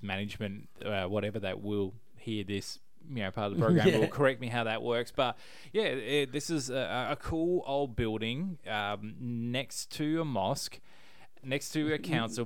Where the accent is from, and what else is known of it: Perth, Western Australia, Australia